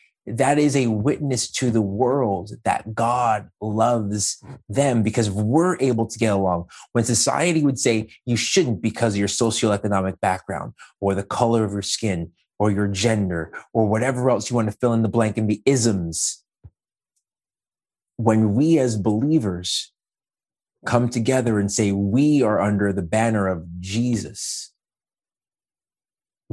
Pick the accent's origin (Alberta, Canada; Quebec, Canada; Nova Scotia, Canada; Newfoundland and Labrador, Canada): Quebec, Canada; Montreal; moved away as an adult; also born or lived in Peterborough, Ontario / Scarborough, Ontario / Ajax, Ontario; now in Oshawa, Canada; I, a Black man born and raised in Montreal, who moved to Peterborough for school